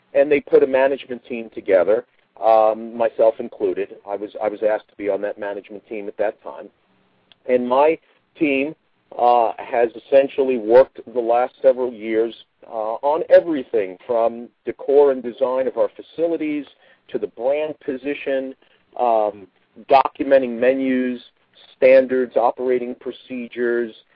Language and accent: English; New York area, United States; I'm of Italian heritage, and so certainly growing up in the New York area